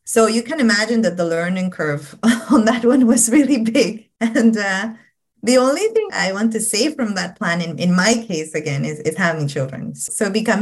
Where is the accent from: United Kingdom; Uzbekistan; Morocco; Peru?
Peru; English is a second language; moved away as an adult; my own childhood, my own teen years, you know, growing up in Peru